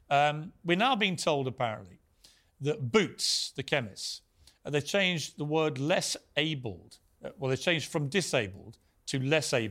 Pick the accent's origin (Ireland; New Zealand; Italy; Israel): Ireland; I'm Irish. On St Patrick's Day, when everyone dresses up in green as leprechauns and stuff, I don't run around going saying I'm offended.